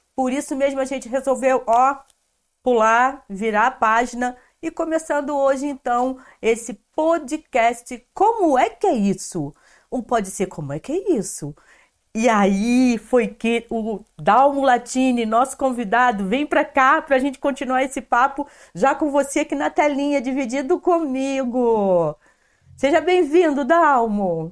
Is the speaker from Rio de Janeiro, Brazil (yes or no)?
yes; Nova Friburgo, Rio de Janeiro, Brazil; eu sou de Nova Friburgo também